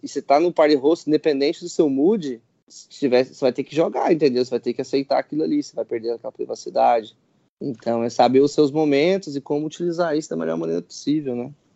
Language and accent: Portuguese; Brazil; eu sou brasileiro